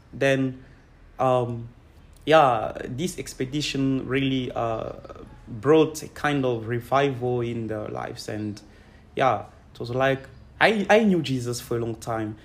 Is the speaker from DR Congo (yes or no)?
yes; Kolwezi, Lualaba, DR Congo; I'm from Congo. Um, I was born here, but grew up uh, in Kolwezi uh, city.